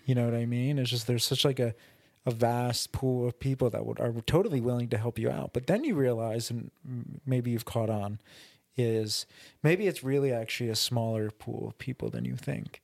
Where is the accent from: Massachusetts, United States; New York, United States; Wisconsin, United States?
New York, United States; we're both from New York. We're both from different towns in New York